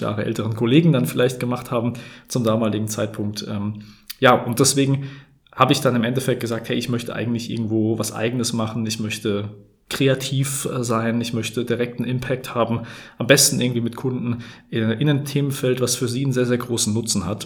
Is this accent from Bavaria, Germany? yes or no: no; Hesse, Germany; ich komme aus dem Gebiet Bergstraße, aus der schönen Bergstraße kann man sagen